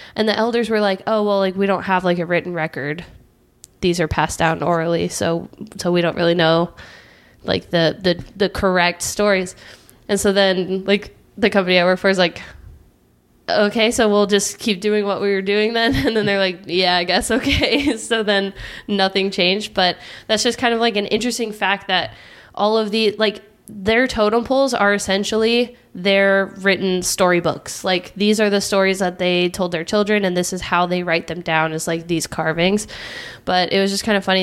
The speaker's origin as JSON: {"language": "English", "region": "California", "country": "United States", "said": "I'm from California"}